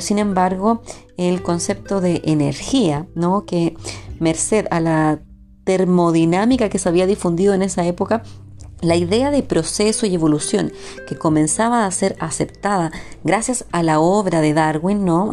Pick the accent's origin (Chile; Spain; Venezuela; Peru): Chile; Chile, mi país de origen